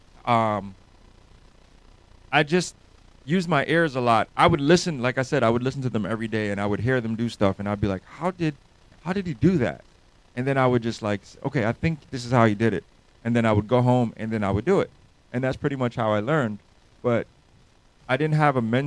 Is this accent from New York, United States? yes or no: yes; New York City, New York, United States; now in Atlanta, United States; I'm from New York, born and raised in New York City.